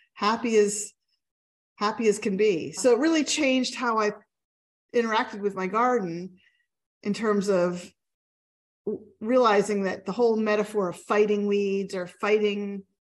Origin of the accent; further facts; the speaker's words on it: Pennsylvania, United States; I'm from Pennsylvania and Pennsylvania Dutch heritage